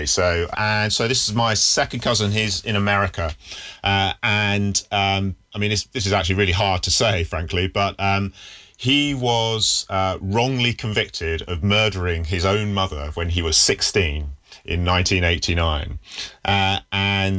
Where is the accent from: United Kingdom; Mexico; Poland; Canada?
United Kingdom; Yorkshire and the Humber; since I've been growing up in the UK, you know, I was born in Yorkshire, and Yorkshire in the 1970s is a pretty white place. Certainly, I was in a village